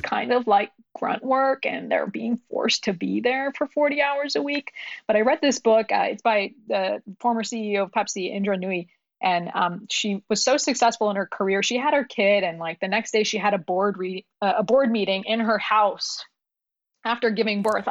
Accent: New York, United States; English is a second language; moved away; also born or lived in Pakistan / Ohio; we immigrated from, from Pakistan when I was six, we lived in New York

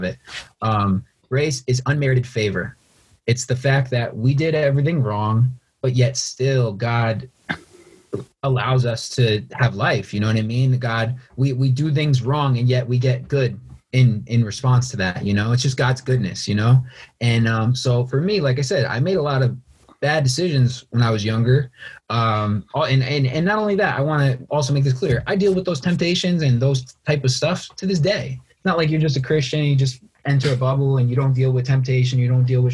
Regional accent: Norwalk, Connecticut, United States; I'm from Norwalk.

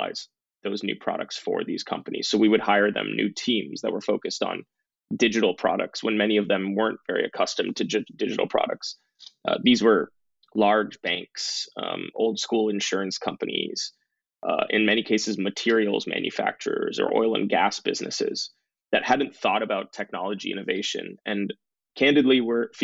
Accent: Bay Area near San Francisco, California, United States; I grew up in the Bay Area near San Francisco, so in the heart of Silicon Valley

